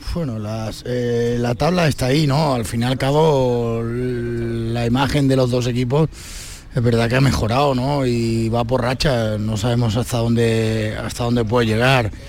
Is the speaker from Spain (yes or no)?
yes; La Algaba, Andalusia, Spain; also born or lived in A Coruña / Cádiz; Para mí como, como algabeño, como sevillano